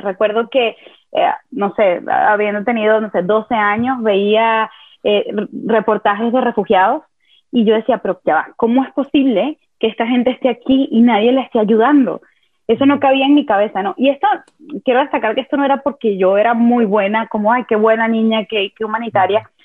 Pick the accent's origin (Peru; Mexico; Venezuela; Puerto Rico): Venezuela; yo nací y crecí en Venezuela